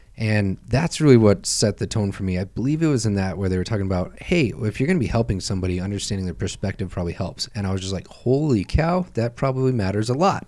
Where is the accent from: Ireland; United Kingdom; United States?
United States; Tonopah, Nevada; I am from Tonopah, Nevada